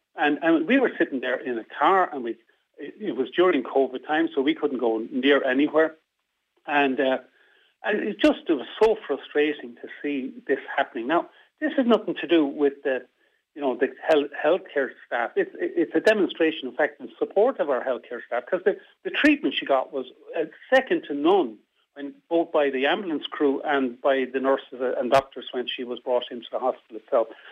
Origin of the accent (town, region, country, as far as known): Midlands, Ireland; also born or lived in Dublin; now in Sligo, Ireland